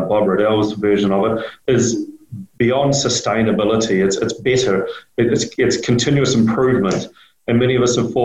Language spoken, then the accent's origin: English; Heretaunga Plains, Hawke's Bay, New Zealand; I grew up on the Heretonga Plains here in the horticultural area of Hawke's Bay, New Zealand